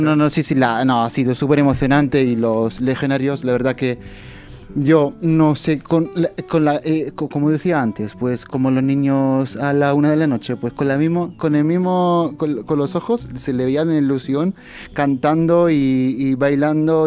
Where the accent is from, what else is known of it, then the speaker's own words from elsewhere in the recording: Rome, Lazio, Italy; moved away; soy italiano, vengo de Roma, del Vaticano